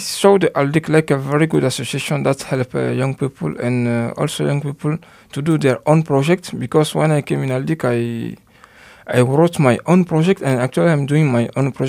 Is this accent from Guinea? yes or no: yes; Guinea; moved away as an adult; now in Luxembourg; I'm from Guinea. I'm 28 years old. I'm in Luxembourg since 2 years and a half now. I was studying at the University of Luxembourg. I did my master's there.